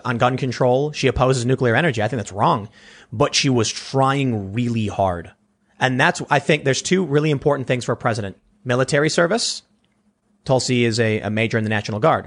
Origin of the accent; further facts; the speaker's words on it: Chicago, Illinois, United States; growing up in Chicago, we had one like rock radio station that was prominent